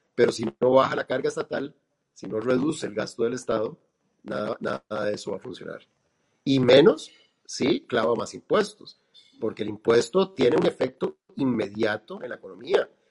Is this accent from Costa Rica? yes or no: yes; Costa Rica; nosotros como ticos